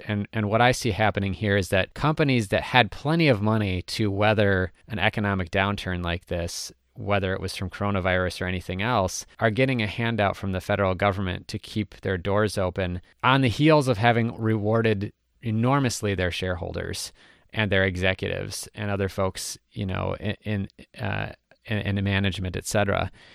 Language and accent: English; Minnesota, United States; I'm from Minnesota